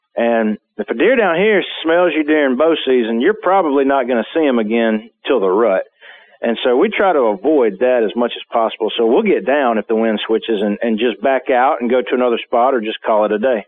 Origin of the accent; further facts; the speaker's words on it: South Alabama, United States; also born or lived in Mississippi; growing up in South Alabama